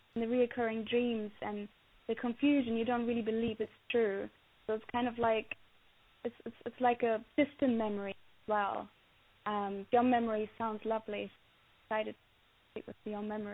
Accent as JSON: {"language": "English", "region": "Berlin", "country": "Germany", "tie": "born or raised there", "moved": "yes", "lives_now": "United Kingdom", "said": "growing up in Berlin, the 80s"}